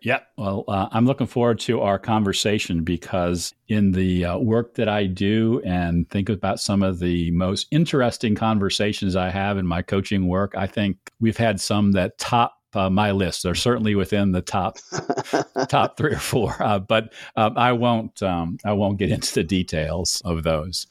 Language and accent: English; Cleveland, Ohio, United States; my loyalty to Cleveland comes from being born and raised there